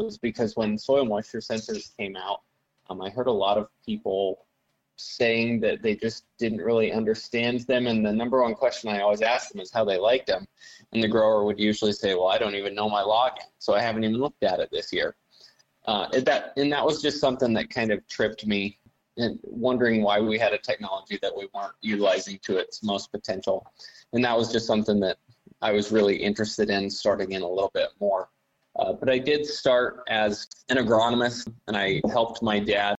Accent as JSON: {"language": "English", "town": "Axtell", "region": "Nebraska", "country": "United States", "said": "I'm from Axtell, Nebraska, and I run a business called Acre Insights LLC here in South Central Nebraska"}